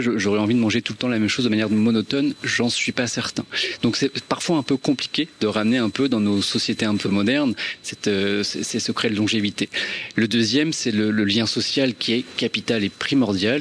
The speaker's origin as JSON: {"language": "French", "region": "Normandy", "country": "France", "said": "je suis normand, mes grands-parents sont normands, mes parents sont normands"}